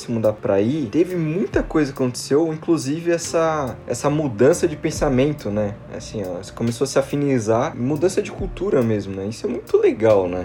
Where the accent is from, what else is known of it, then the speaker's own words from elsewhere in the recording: Jundiaí, São Paulo, Brazil; moved away as an adult; now in São Paulo, Brazil; eu cresci em Jundiaí também